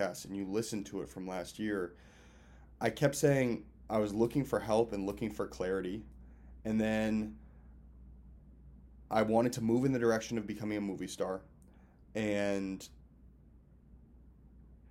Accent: Lincoln, Massachusetts, United States; also born or lived in Cambridge, Massachusetts / Boston / Los Angeles; I'm from Boston. When you and I both know, I'm actually from Cambridge and Lincoln, more so Lincoln

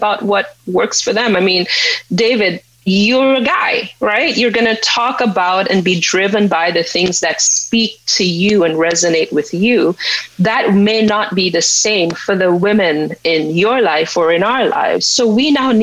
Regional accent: St. Lucia; I grew up in St. Lucia.

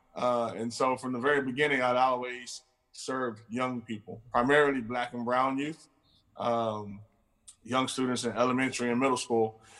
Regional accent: Houston, Texas, United States; I'm from Houston

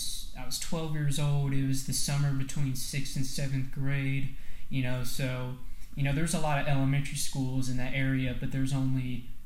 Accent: New Palestine, Indiana, United States; also born or lived in Avon; I was born in Indianapolis in August of 97, and I lived in Avon for the first couple years of my life, and then we moved to a small town called New Palestine, which is just off the east side of Indianapolis.

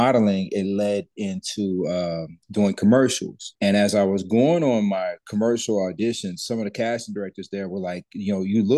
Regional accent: Texas, United States; also born or lived in Alexandria, Louisiana; I reside in Dallas, Texas

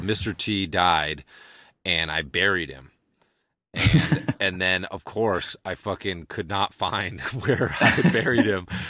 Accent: Amherst, Massachusetts, United States; UMass, where I grew up right outside of Amherst, where UMass is

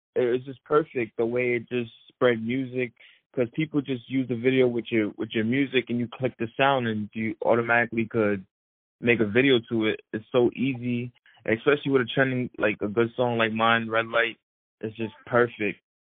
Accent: New York City, New York, United States; growing up in Brooklyn

